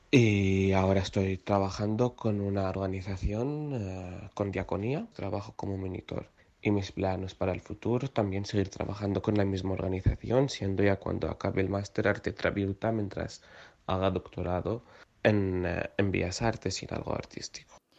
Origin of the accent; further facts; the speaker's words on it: Syria; moved away as an adult; now in Spain; tengo 25 años, vengo de Siria, llegué aquí en 2014